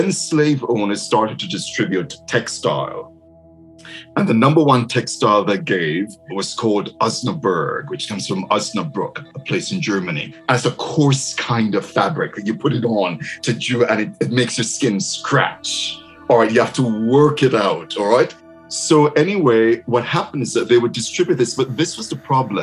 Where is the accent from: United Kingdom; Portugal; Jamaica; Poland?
Jamaica; now in Michigan, United States; growing up in Jamaica